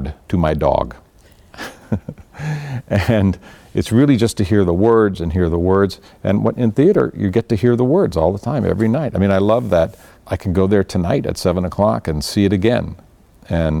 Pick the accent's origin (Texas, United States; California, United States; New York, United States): California, United States; Orange County; I grew up in Orange County, California